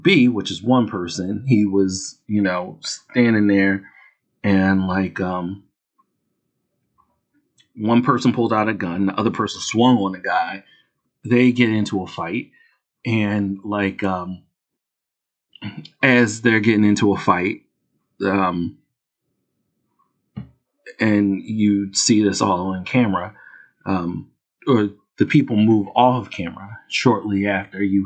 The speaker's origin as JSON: {"language": "English", "town": "Philadelphia", "region": "Pennsylvania", "country": "United States", "said": "I'm from Philadelphia. I go to South Street every now and then"}